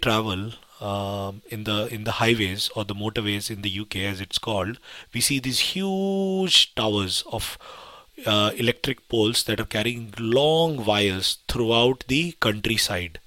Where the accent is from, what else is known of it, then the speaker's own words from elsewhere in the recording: India; now in United Kingdom; So I come from India